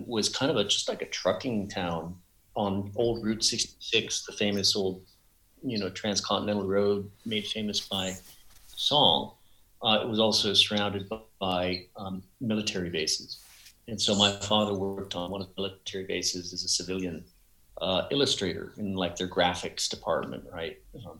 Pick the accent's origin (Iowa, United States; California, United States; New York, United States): California, United States; Barstow; moved away; Yeah, I was born in Barstow in Southern California.